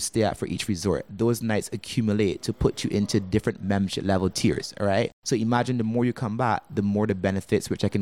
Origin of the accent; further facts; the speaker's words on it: Barbados; moved away as an adult; now in Antigua; Now, I'm actually originally from Barbados. I actually moved to Antigua about 3 years ago.